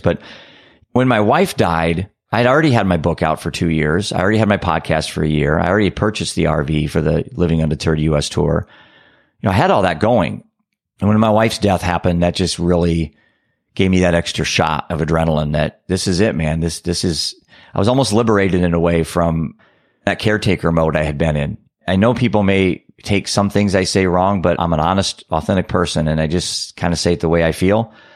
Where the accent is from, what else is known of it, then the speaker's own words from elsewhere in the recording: Iowa, United States; I'm a dad from Iowa.